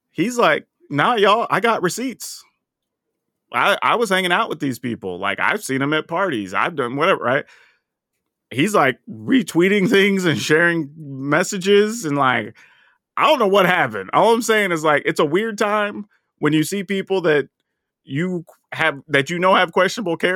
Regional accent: the South, United States; And, and dude, and I felt that way growing up in the South.

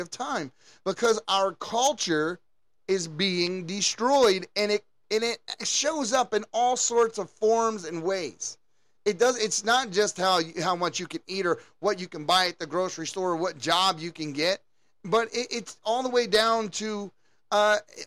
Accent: United States; everything that we knew growing up in the United States

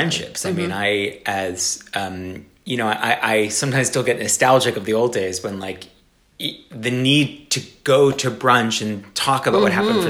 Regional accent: South Florida, United States; I grew up in South Florida

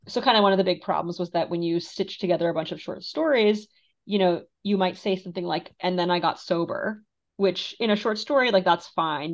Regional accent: Moldova; now in United States; I'm from Moldova, which is, you know, one of the poorest countries in Europe

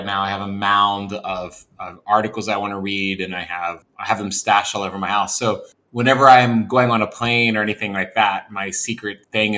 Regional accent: West Virginia, United States; moved away; growing up in West Virginia, there was probably, and where I'm from in West Virginia, which is really rural

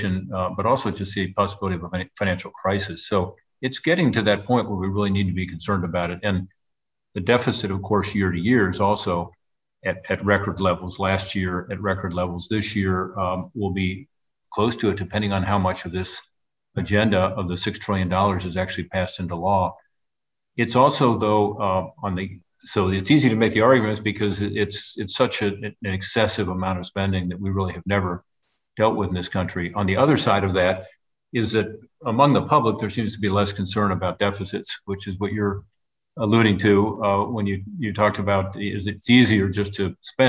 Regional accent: Ohio, United States; Ohio, my home state

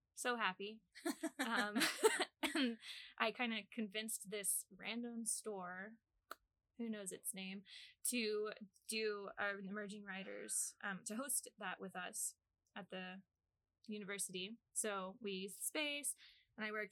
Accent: Arkansas, United States; moved away as an adult; also born or lived in Japan; now in Ames, United States; I'm from little old Arkansas

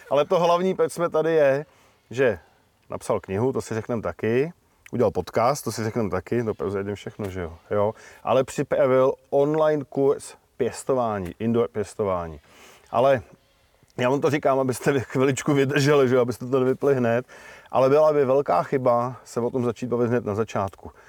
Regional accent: Bohemia, Czechia; Jsem z Čech.

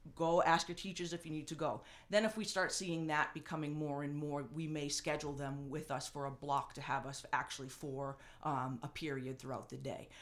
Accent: North Andover, Massachusetts, United States; the community that, uh, I grew up in and, and had a chance to, um, give back to the town that gave so much to me

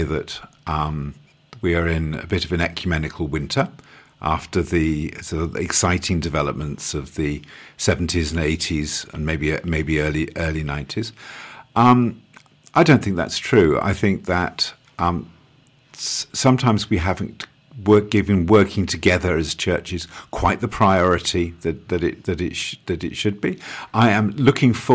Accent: London, United Kingdom; moved away as an adult; also born or lived in Australia / South Pacific / Yorkshire; now in East Clare, Ireland; I was born in South London and lived in a South London suburb until I went away to university.

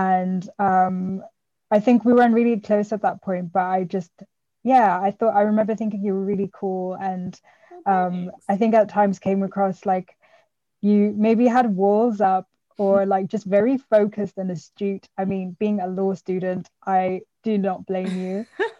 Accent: South Africa; now in United Kingdom; I mean, yeah, we're all from South Africa.

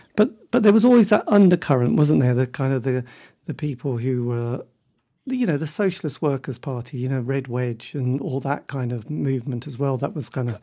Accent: Norwich, East of England, United Kingdom; I come from Norwich. It's not a great place for music.

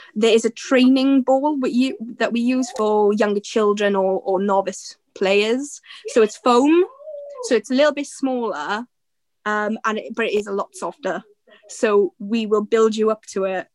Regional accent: Aberdeen, Scotland, United Kingdom; I'm from Aberdeen

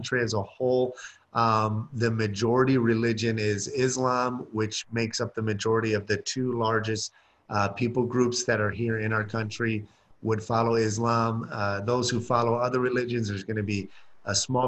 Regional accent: Michigan, United States; moved away as an adult; now in Senegal; I come from Michigan

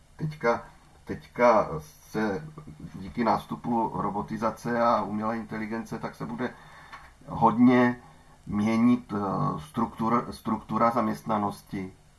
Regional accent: Ostrava, Moravian-Silesian Region, Czechia; u nás v Ostravě

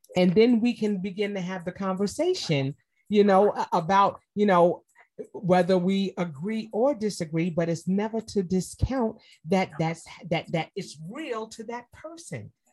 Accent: New York, United States; moved away as an adult; now in Atlanta, United States; I'm from New York, I moved to Atlanta

